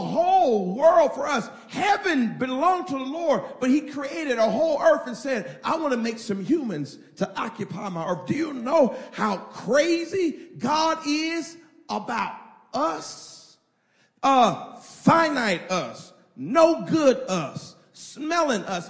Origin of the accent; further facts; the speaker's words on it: Indiana, United States; I'm from Indiana